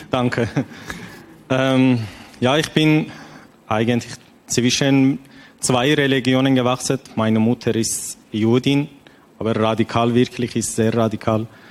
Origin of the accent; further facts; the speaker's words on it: Iran; German is a second language; moved away as an adult; now in Switzerland; ich komme aus dem Iran